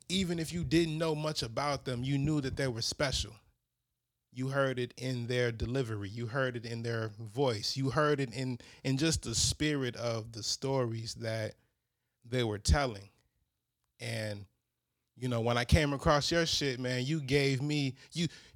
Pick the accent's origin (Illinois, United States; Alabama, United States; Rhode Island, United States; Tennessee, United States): Illinois, United States; Chicago; grew up on the Northwest side, you know, coming from West Town around Wicker Park